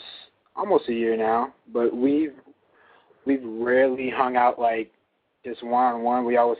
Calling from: Chicago, Illinois, United States; I'm calling from Chicago, and I'm 20 years old.

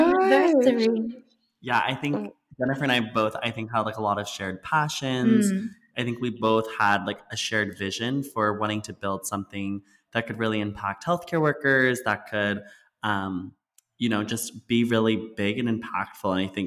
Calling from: San Francisco, California, United States; also born or lived in East Coast / West Coast; We're calling from San Francisco.

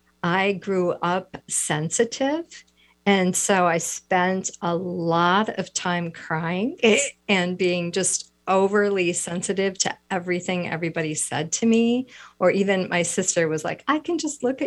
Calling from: Wisconsin, United States; I am in the Midwest. I'm in Wisconsin, so we're a couple hours later.

